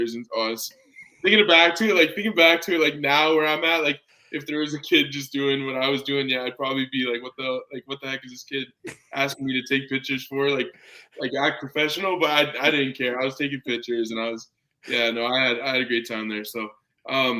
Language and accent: English; Calgary, Alberta, Canada; growing up in Calgary